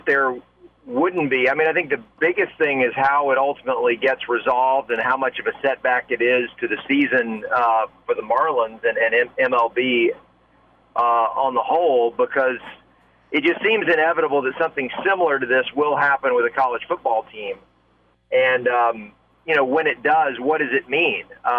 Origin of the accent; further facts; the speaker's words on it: Southington, Connecticut, United States; I'm from Southington, Connecticut.